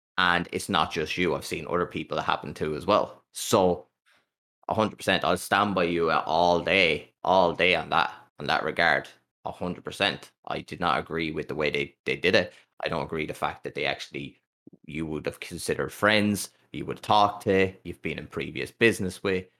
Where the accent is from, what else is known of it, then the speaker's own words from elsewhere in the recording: Ireland; I'm an Irish content creator